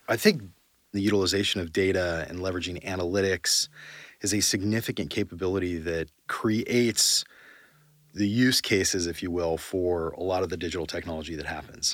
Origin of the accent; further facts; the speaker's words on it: Yorba Linda, California, United States; also born or lived in San Diego; I grew up in Orange County in a place called Yorba Linda.